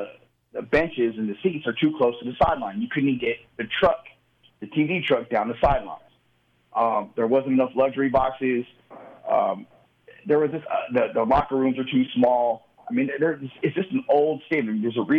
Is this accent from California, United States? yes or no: yes; Southern California, United States; I'm a guy from Southern California.